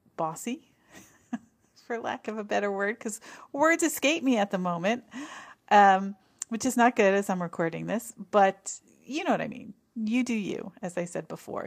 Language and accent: English; New Jersey, United States; moved away; I grew up in New Jersey, very, uh, close to New York City, fairly close to New York City